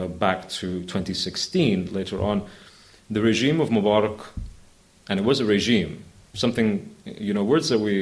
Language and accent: English; England, United Kingdom; also born or lived in Oxford / Cairo; I'm an Englishman, I'm also an Arab